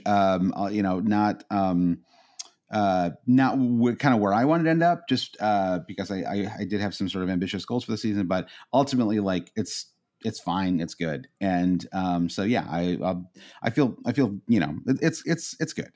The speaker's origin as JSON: {"language": "English", "country": "United States", "said": "as an American fan"}